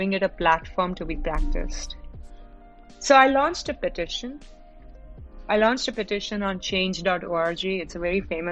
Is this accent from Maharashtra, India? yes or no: yes; Mumbai, Maharashtra, India; moved away as an adult; now in Dallas, United States; I am currently in Dallas, Texas, but I'm originally a resident of Mumbai, India. Been here for about 6 years